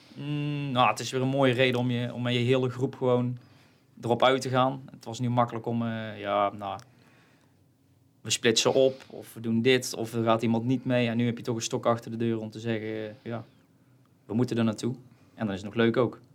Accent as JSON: {"language": "Dutch", "town": "Kruisland", "region": "North Brabant", "country": "Netherlands", "said": "ik kom uit Kruisland"}